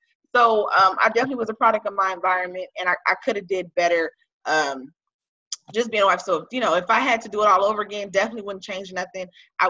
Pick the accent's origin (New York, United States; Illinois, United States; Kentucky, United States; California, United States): California, United States; Los Angeles; I'm from South Central Los Angeles, okay? I'm from the hood. So I'm definitely a product of my environment.